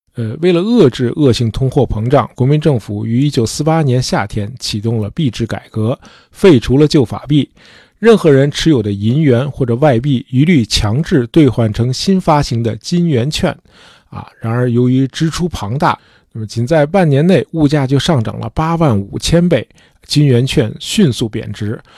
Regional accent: China; 我们中国人是一个非常注重深厚评价的民族

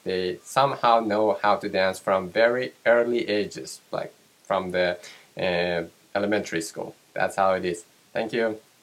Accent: Tehran, Tehran Province, Iran; I grew up in Tehran, capital city of Iran

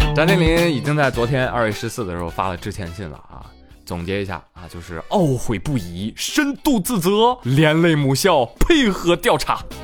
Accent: northern China, China; 我是北方人啊

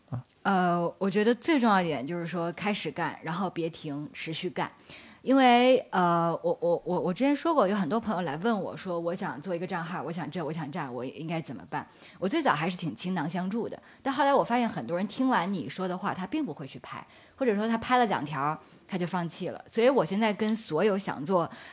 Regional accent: Beijing, China; 我是北京人，我毕业于北京大学的本科跟硕士

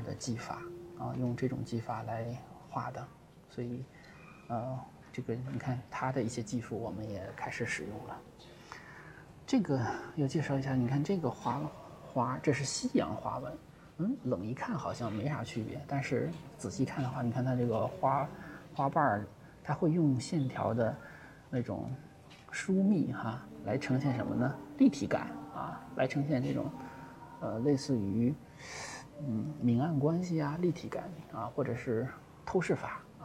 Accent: China; 对于我们中国人

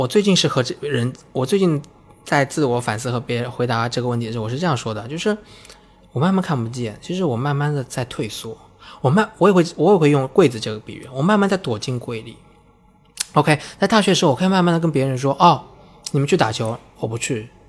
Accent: Kunshan, Jiangsu, China; 甚至在我们家乡昆山，她就说你要去哪里我们送你，你不要拿这个。

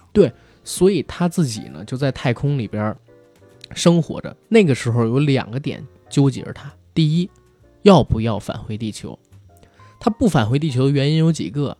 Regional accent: China; 我们中国人

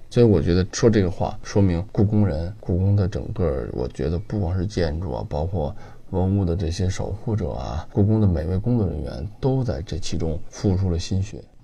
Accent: Beijing, China; 咱们北京人

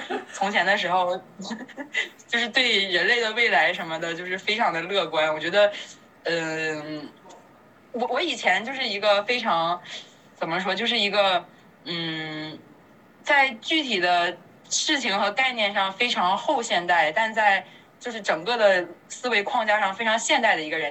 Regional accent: China; 我们中国，中国人

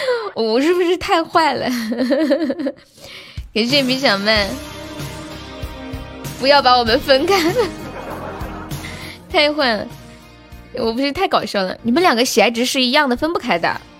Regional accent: Guangdong, China; 大家好，我是广东人。广东人都会这首歌，广东人都会唱这首歌吗？

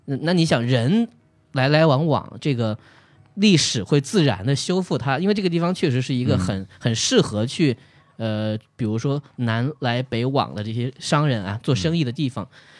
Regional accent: Wuhan, Hubei, China; 我从小到大，我都会觉得，就是我就会说自己是武汉人

